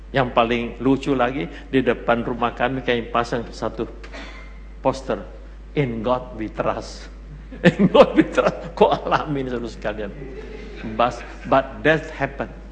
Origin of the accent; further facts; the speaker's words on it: Makassar, South Sulawesi, Indonesia; Saya orang Makassar